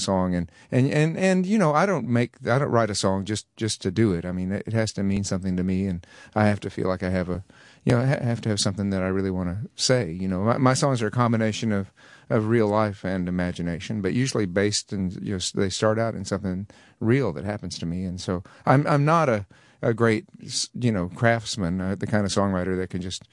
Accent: Texas, United States; be able to represent my home state

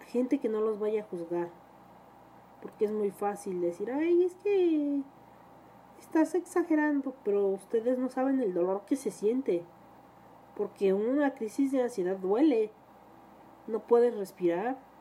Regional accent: Mexico

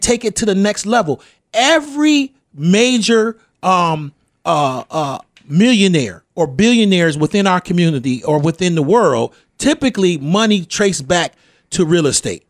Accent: Rochester, New York, United States; I grew up in the Jefferson Avenue area

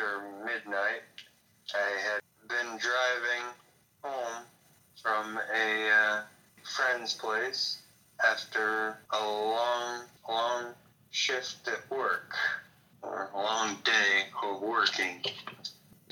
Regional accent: Hillsboro, New Hampshire, United States; I grew up in Hillsboro, New Hampshire

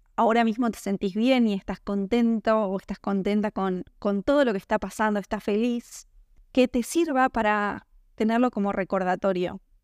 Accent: Argentina; en mi país, en Argentina

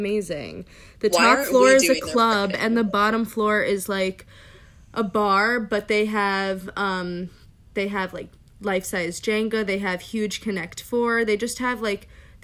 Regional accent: New York, United States; as a New Yorker.

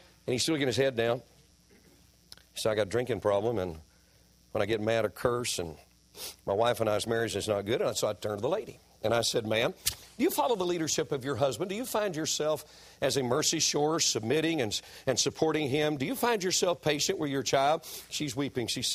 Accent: Greensboro, United States; My wife and I were in my hometown of Greensboro

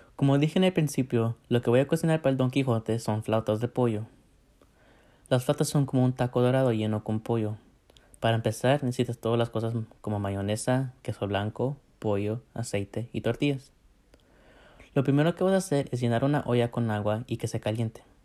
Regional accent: United States; nací en los Estados Unidos, pero mis papás son de México

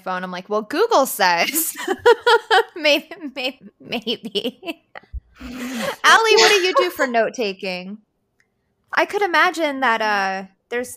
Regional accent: Colorado, United States; I grew up in Colorado

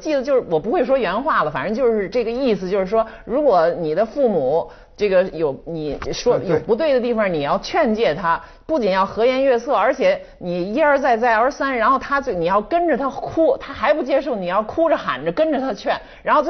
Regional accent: China; 嗯，这是我们的作为中国人的一部分。

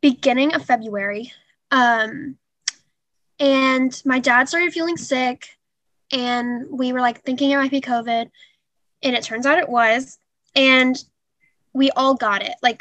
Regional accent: Spring, Texas, United States; I'm from just Spring, Texas. Yes. Lived here my whole life

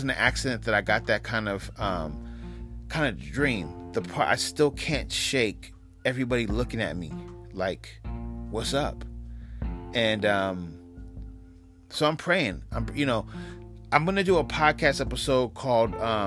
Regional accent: West Coast, United States; also born or lived in New York; I'm from the West Coast

